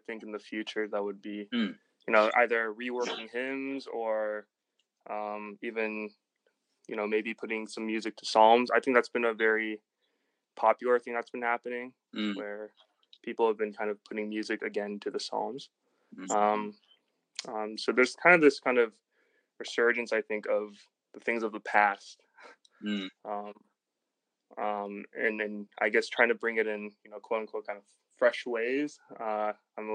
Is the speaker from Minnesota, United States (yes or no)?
no; Orlando, Florida, United States; born or raised there